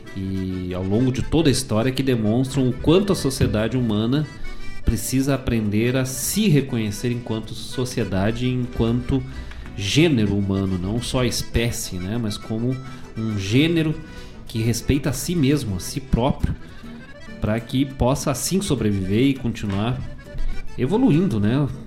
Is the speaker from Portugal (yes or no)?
no; Bom Jesus, Rio Grande do Sul, Brazil; moved away; Bom Jesus, lá na minha cidade natal, lá nas, nos campos de cima da serra